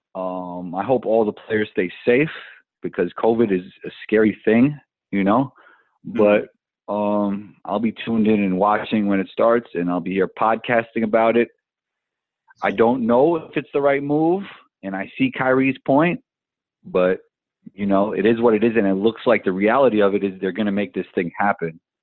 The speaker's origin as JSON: {"language": "English", "town": "New York City", "region": "New York", "country": "United States", "tie": "born or raised there", "said": "I grew up in Riverdale in the Bronx"}